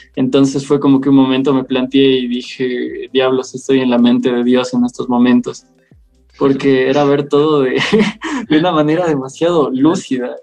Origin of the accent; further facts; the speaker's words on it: Loja, Ecuador; also born or lived in Quito; Soy de Ecuador y tengo 20 años